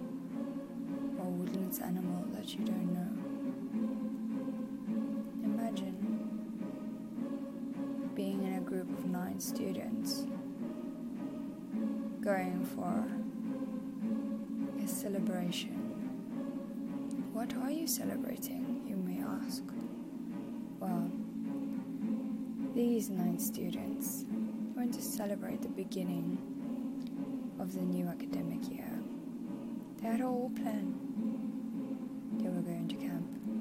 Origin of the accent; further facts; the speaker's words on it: South Africa; now in Krakow, Poland; I'm from South Africa.